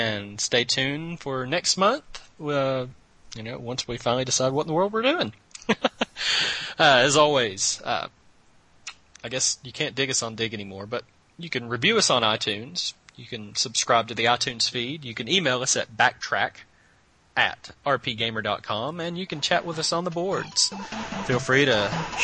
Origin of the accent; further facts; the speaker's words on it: the South, United States; accent: southern; I'm the guy with the southern accent